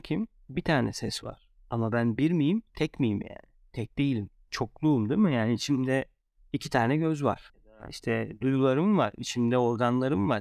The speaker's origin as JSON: {"language": "Turkish", "country": "Turkey"}